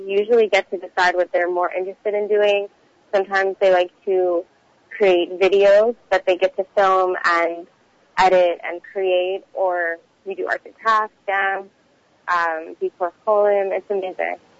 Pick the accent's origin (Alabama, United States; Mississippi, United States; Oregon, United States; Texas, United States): Texas, United States; Houston; now in Montreal, Canada; I'm originally from Houston, Texas. Um, somehow ended up in Montreal, Canada